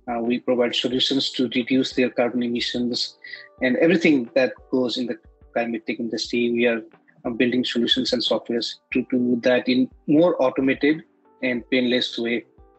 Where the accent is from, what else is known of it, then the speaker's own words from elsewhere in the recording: Nepal; I come from Nepal.